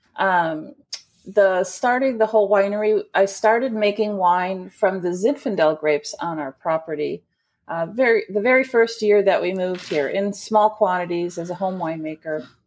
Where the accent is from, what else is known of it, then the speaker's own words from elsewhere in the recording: Chicago, Illinois, United States; I'm a Chicagoan. Uh, I was raised in a blue-collar family